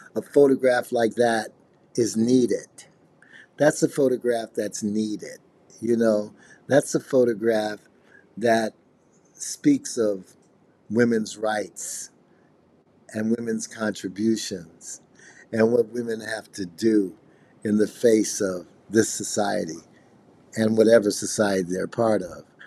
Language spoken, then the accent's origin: English; Chicago, Illinois, United States; now in Los Angeles, United States; I'm from Chicago